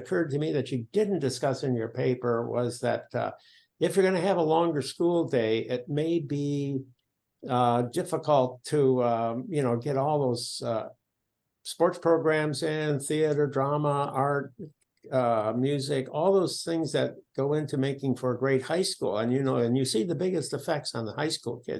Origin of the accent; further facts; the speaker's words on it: rural Minnesota, United States; moved away; I'm coming from Minnesota, rural Minnesota